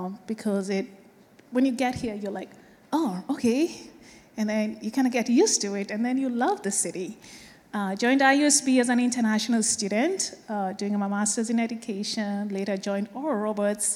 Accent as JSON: {"language": "English", "country": "Kenya", "moved": "yes", "said": "I am from Kenya"}